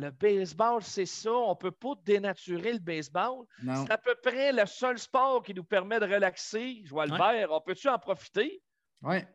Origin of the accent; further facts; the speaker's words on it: Victoriaville, Quebec, Canada; moved away as an adult; on est originaire de Victo. Beaucoup plus de gens de Victo allaient voir les Nordiques que le Canadien à l'époque. On est, on est plus du côté de Québec que de Montréal.